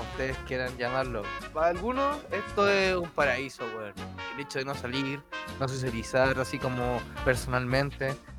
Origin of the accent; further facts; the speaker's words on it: Santiago, Santiago Metropolitan Region, Chile; nosotros somos unos santiaguinos